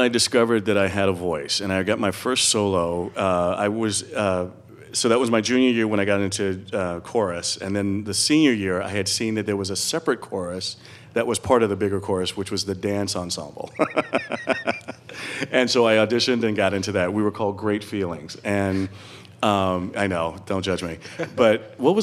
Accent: Eatonville, Florida, United States; moved away as an adult; now in New York, United States; I came to New York from Orlando, or from this small town called Eatonville in Florida

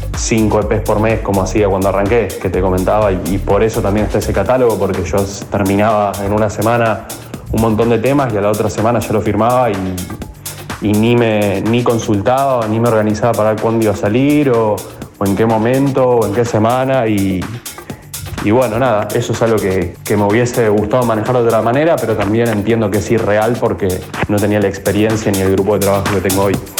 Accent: Zona Sur, Buenos Aires Province, Argentina; soy acá de Zona Sur, nacido en Capital, pero, pero criado acá en Zona Sur desde muy chico.

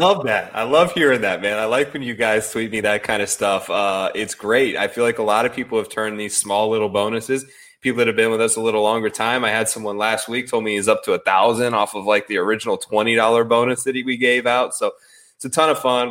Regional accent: Midwest, United States; I grew up sort of in the Midwest

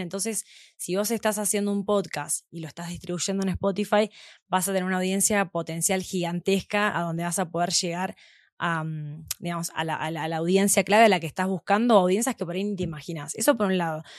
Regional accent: Argentina; moved away as an adult; also born or lived in Mexico; now in Mexico City, Mexico; soy argentina. Estoy viviendo acá hace ya seis meses aproximadamente

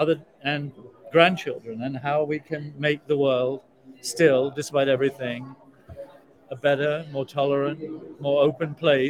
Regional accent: South Africa; also born or lived in United Kingdom; now in United States; I come from South Africa. I mean, I spent my entire childhood and adolescence listening to my relatives

